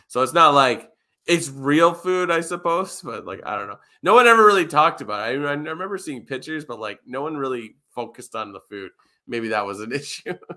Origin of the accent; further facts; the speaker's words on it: Toronto, Ontario, Canada; I come from Toronto